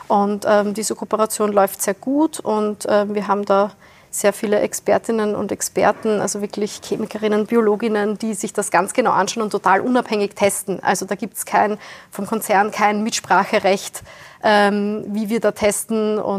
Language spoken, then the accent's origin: German; Wiener Neustadt, Lower Austria, Austria; Äh, ich komme aus Wiener Neustadt, südlich von Wien.